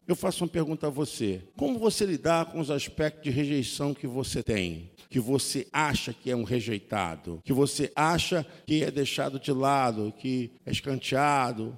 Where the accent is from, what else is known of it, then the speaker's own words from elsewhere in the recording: Nilópolis, Rio de Janeiro, Brazil; minha terra é lá